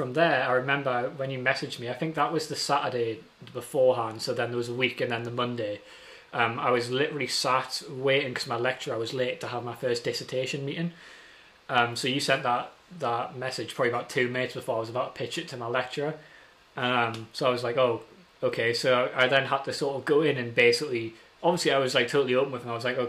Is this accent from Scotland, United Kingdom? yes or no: no; Newcastle, North East England, United Kingdom; oh, we need to put other things in because we're from Newcastle.